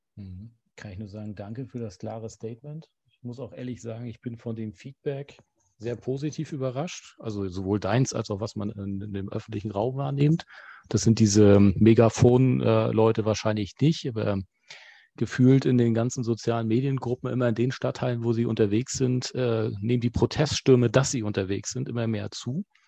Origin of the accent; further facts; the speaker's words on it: Rostock, Mecklenburg-Vorpommern, Germany; als Rostocker